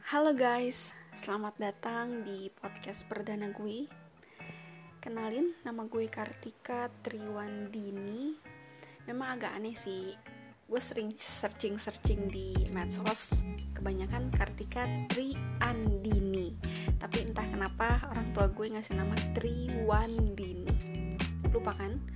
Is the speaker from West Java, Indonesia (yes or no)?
yes; Bogor, West Java, Indonesia; gue orang Bogor, berasal dari Bogor, Jawa Barat, Indonesia